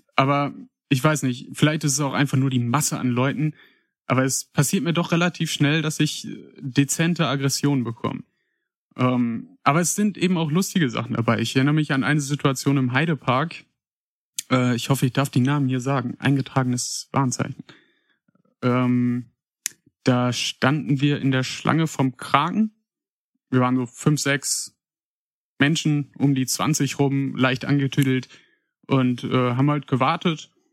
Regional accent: Paderborn, North Rhine-Westphalia, Germany; geboren und aufgewachsen bin ich in Paderborn

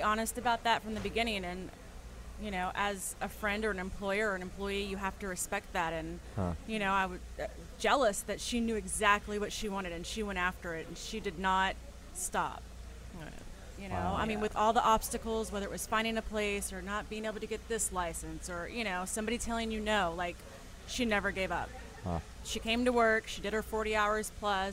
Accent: Biloxi, Mississippi, United States; now in New Orleans, United States; I'm from Biloxi. But I've been in New Orleans for about 12 years now

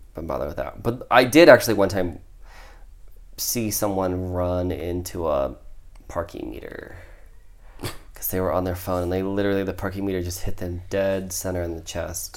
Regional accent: Midwest, United States; I'm from the Midwest

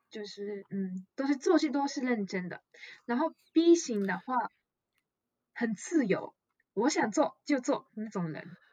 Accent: Japan; Chinese is a second language; also born or lived in Taiwan; 我是日本人

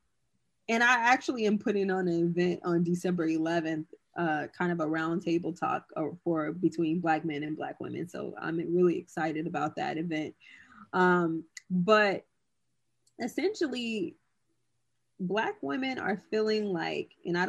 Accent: California, United States; I'm from California

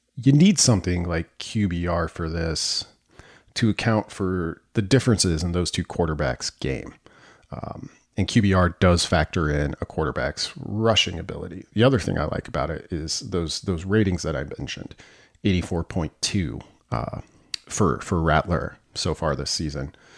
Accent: northwest Nebraska, United States; I grew up in the northwest corner of the state

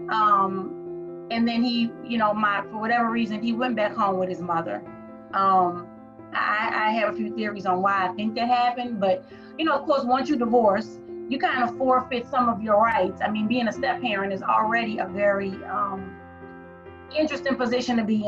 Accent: New Orleans, Louisiana, United States; moved away; I'm originally from New Orleans

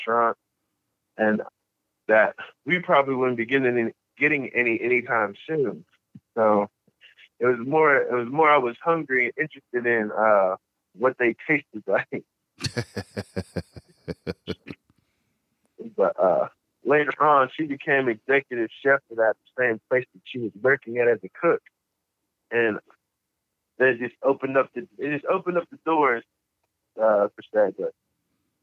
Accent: Cincinnati, Ohio, United States; also born or lived in Paris, Kentucky / Columbus, Ohio; I'm originally out of Cincinnati, but I was born in Paris, Kentucky

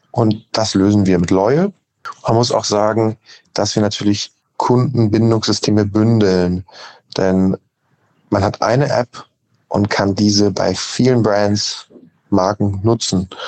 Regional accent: Hamburg, Germany; Wir kommen aus Hamburg. Mein Bruder Maximilian und ich haben das Unternehmen 2021 gegründet.

